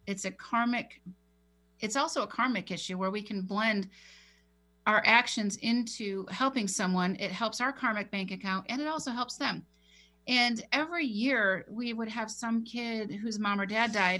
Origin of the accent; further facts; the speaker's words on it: San Diego, California, United States; my hometown in Rancho Bernardo